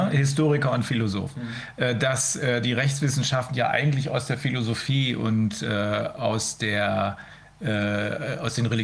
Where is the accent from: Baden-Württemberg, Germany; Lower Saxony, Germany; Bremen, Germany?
Bremen, Germany; ich komme aus Bremen, das ist eine der Freie und Hansestadt Bremen. Wir waren immer stolz darauf, dass wir frei sind.